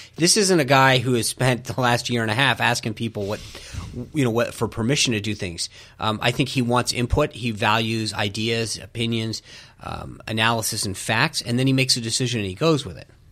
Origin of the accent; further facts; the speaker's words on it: Rhode Island, United States; moved away; I grew up in Rhode Island.